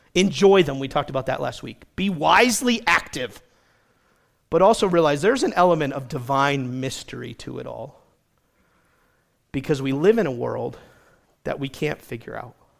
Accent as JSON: {"language": "English", "region": "New England", "country": "United States", "tie": "born or raised there", "said": "I grew up in New England with lots of stone walls."}